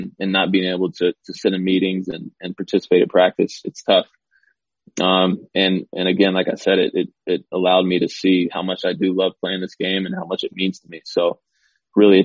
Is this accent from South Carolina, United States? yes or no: yes; Spartanburg, South Carolina, United States; growing up in Spartanburg, South Carolina.